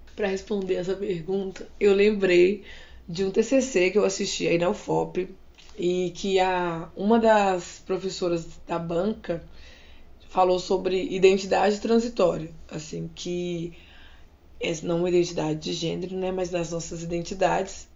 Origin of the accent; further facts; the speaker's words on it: Minas Gerais, Brazil; now in Campinas, Brazil; eu sou de Minas Gerais. Atualmente eu trabalho em Campinas como professor de arte